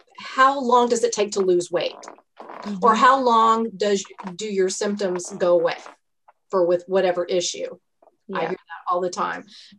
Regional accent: Texas, United States; duh. I'm from Texas. I'm 54. I'll be 55 in July.

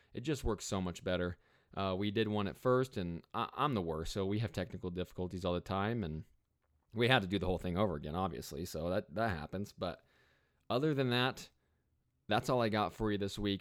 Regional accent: Arizona, United States; we're both from Arizona

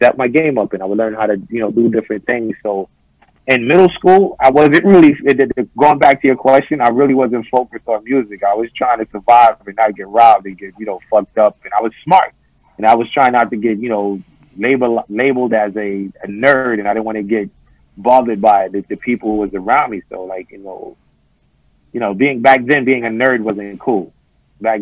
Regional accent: New York City, New York, United States; also born or lived in Bed-Stuy, Brooklyn; where I'm living at now in Bed-Stuy, and I grew up in Flatbush

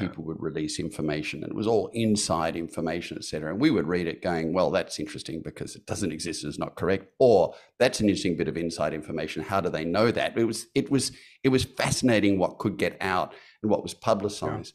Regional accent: Australia; I'm an Australian

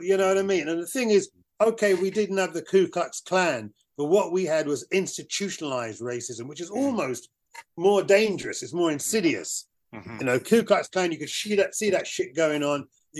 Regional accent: United Kingdom; I was this black British thing.

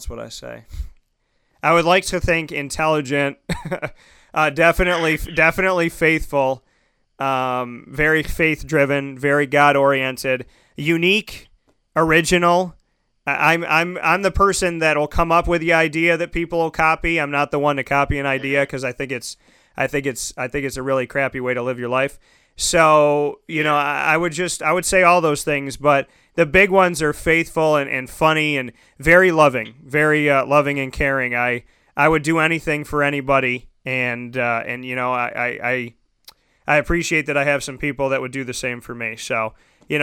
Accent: Syracuse, New York, United States; also born or lived in Orlando / Scranton, Pennsylvania; This is my hometown

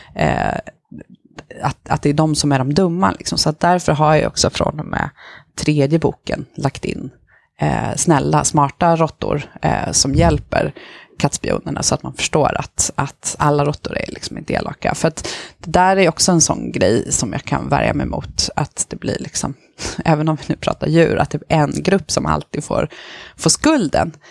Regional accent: Stockholm, Stockholm County, Sweden; also born or lived in Rosengård, Malmö; now in Malmö, Sweden; själv är jag uppvuxen på eh, Järva i Stockholm, i Kista

